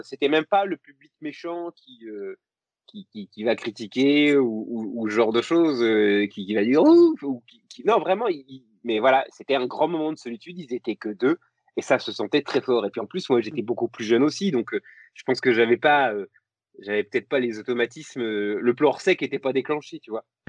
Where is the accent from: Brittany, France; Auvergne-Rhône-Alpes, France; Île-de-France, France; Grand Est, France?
Grand Est, France; Lorraine; je suis, je suis Lorrain